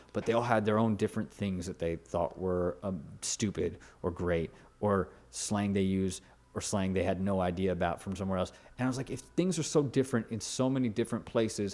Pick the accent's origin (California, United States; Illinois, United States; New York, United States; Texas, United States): California, United States; Los Angeles; also born or lived in Woodland Hills; now in Brooklyn, United States; I grew up in the San Fernando Valley